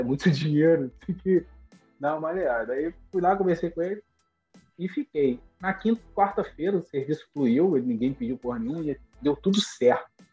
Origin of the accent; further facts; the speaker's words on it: Duque de Caxias, Rio de Janeiro, Brazil; moved away as an adult; now in Pompano Beach, United States; eu cresci em Duque de Caxias, já estava morando na capital